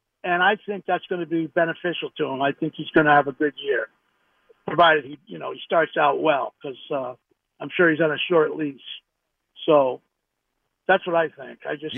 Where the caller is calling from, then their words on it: Connecticut, United States; I'm in Connecticut.